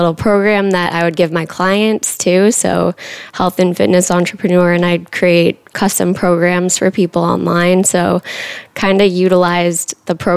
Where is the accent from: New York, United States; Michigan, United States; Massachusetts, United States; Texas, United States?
Massachusetts, United States; moved away as an adult; also born or lived in New Hampshire; now in Austin, United States; from a small town in Massachusetts, it's about 45 minutes outside of Boston